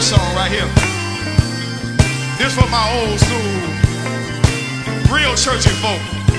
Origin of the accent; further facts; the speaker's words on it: Chicago, Illinois, United States; Can I take y'all back to my hometown? See, I'm from Chicago